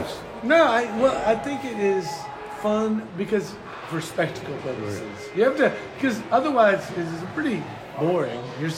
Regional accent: New Jersey, United States; So we're from New Jersey, and we're staying on the Massanutten, and we're looking for something inexpensive to do.

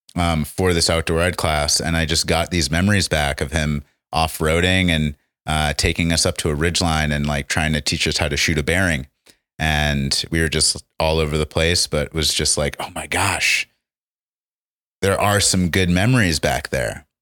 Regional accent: New Hampshire, United States; also born or lived in Ohio; now in Colorado, United States; I am, been living in Colorado for six years, but originally from the East Coast. Um, was in New Hampshire for the first bit of my life and then Ohio.

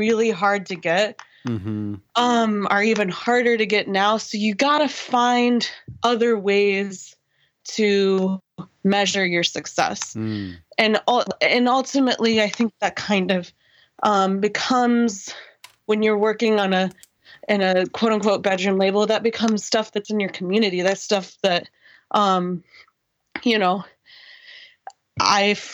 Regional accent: Greenwood, Indiana, United States; I grew up in Greenwood, motherfucking Indiana

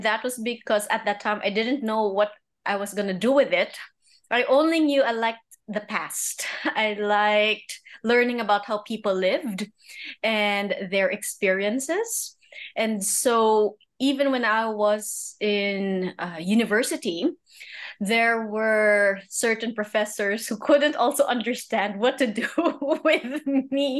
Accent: Manila, Metro Manila, Philippines; also born or lived in Cambridge, Massachusetts; I grew up in Manila, but I do have a year overseas.

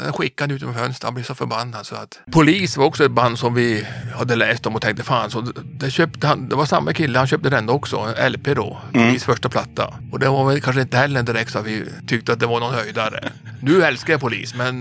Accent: Kiruna, Norrbotten County, Sweden; moved away as an adult; also born or lived in Gothenburg; född och uppvuxen i Kiruna

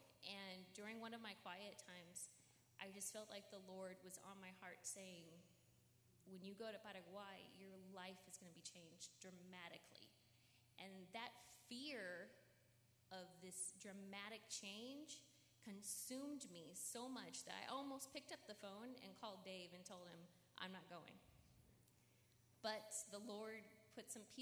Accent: California, United States; I was born here in the United States, here in California

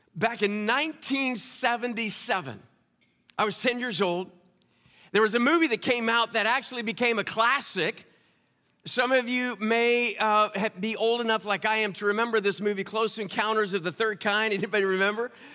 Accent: Kansas, United States; also born or lived in New Orleans / Owensboro; now in Indianapolis, United States; I'm from Kansas originally

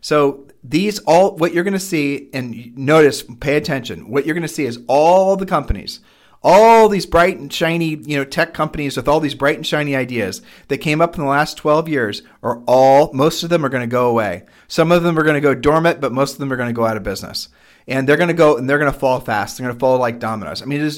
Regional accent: Ohio, United States; we are from Ohio

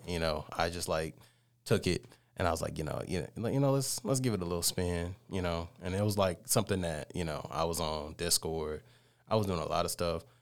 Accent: Columbus, Georgia, United States; I was born and raised in Columbus, Georgia

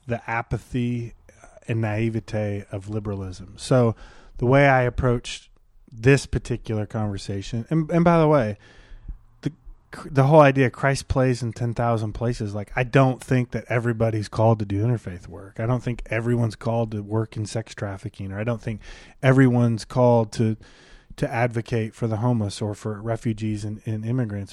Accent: Detroit, Michigan, United States; I grew up in Detroit.

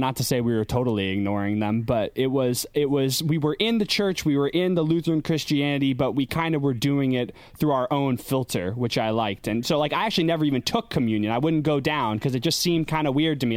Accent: Schoharie, New York, United States; I grew up in Schoharie, upstate New York.

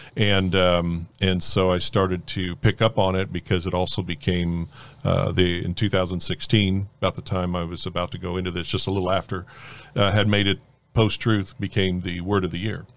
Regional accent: North Miami, Florida, United States; also born or lived in Fort Lauderdale; I grew up in North Miami, uh, in the Carroll City area, if anybody listening knows where that at, and, uh, grew up there till I was thirteen and then moved to Fort Lauderdale area

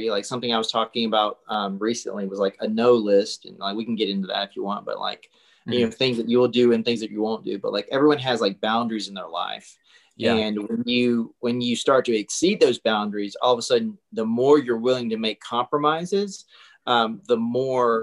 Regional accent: South Carolina, United States; moved away as an adult; also born or lived in Charlotte, North Carolina / Florence, South Carolina / Los Angeles; I grew up in a really, really small town in South Carolina.

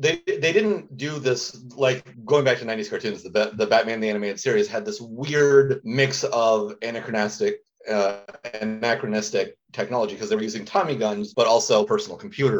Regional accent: Indiana, United States; I grew up in Indiana and I agree with her.

